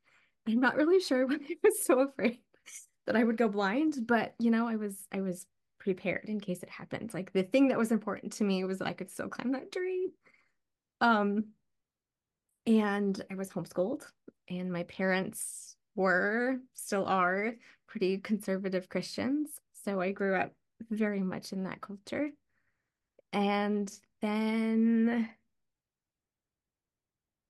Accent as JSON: {"language": "English", "region": "Ohio", "country": "United States", "tie": "born or raised there", "also_born_or_lived": "East Coast, United States", "moved": "yes", "said": "And we moved to the Midwest when I was really young. So most of my childhood through my early 20s was in Ohio. I grew up in a field pretty much"}